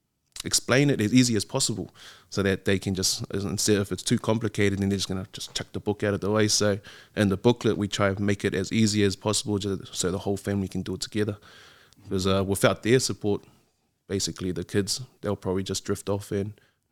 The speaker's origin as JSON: {"language": "English", "region": "Auckland", "country": "New Zealand", "tie": "born or raised there", "said": "So I grew up in the Catholic system, I'd say. So from a young age, went to Avondale Primary, then St. Mary's Primary, then to Holy Cross out West Auckland, and then ended up in Liston College."}